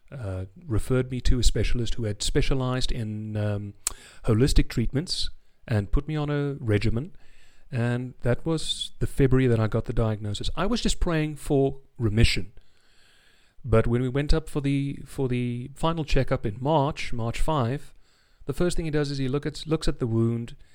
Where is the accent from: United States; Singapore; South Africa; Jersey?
South Africa; accent: South African; also born or lived in England; As you can hear, I'm South African, but um